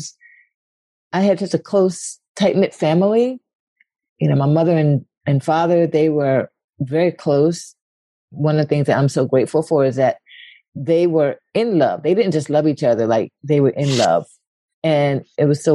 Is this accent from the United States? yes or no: yes; Philadelphia, Pennsylvania, United States; moved away as an adult; also born or lived in Paris / New York; I grew up in West Philly